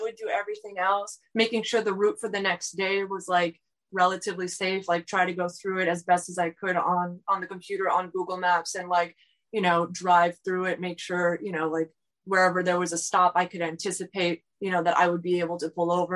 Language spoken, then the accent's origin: English; South Florida, United States; I grew up in, you know, the United States, like I grew up in South Florida